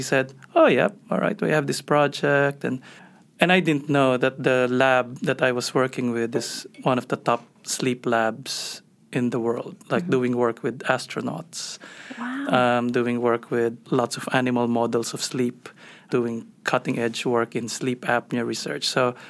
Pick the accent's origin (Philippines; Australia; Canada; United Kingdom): Philippines; Manila, Metro Manila; moved away as an adult; also born or lived in New York / Philadelphia; now in United States; Yeah, so background-wise, I'm Filipino, so I grew up in Manila. Did my med school there and then left to do my psychiatry training in New York and Philadelphia